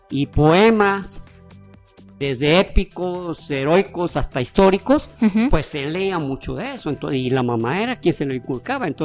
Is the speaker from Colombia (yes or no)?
no; Mexico; Pues como mexicano y como personaje que Dicho sea de paso, todos los países deseamos tener un personaje que muestre una calidad humana